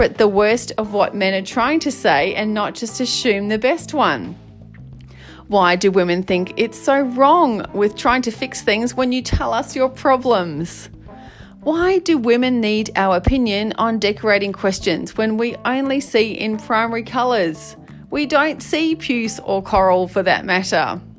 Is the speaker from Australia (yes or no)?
yes; Australia; where I'm bravely journeying the world of being an Aussie male. And not just an Aussie male, but one in a relationship with a woman.